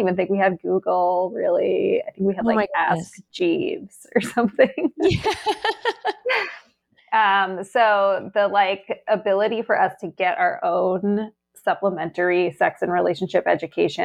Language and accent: English; Western Massachusetts, United States; I grew up in Western Massachusetts